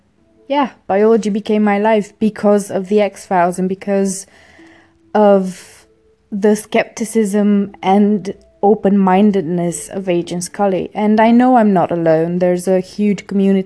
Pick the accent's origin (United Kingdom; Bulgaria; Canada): Bulgaria; moved away; I grew up in Bulgaria